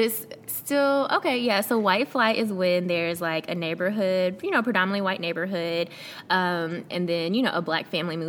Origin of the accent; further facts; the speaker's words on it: Memphis, Tennessee, United States; also born or lived in South Korea / Camp Lejeune, North Carolina; I grew up in Memphis.